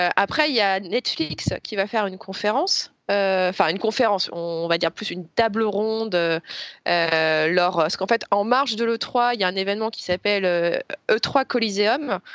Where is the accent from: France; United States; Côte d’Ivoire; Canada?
France; en tant que Français